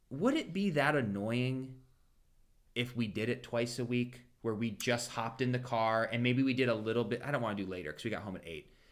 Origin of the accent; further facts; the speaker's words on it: Champions Gate, Florida, United States; anytime you tell people from Tampa, like, well, we're from Champions Gate, they're like, oh, the that's where all the traffic starts because it's so centralized